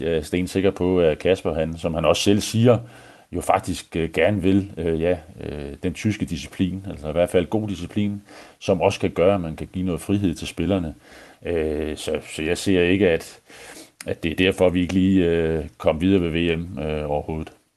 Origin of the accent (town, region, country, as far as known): Denmark